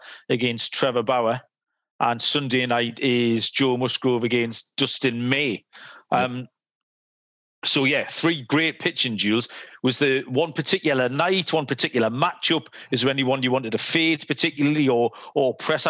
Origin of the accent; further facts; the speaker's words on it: England, United Kingdom; I'm an Englishman.